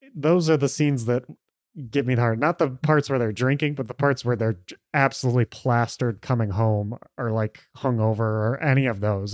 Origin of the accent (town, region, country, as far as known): United States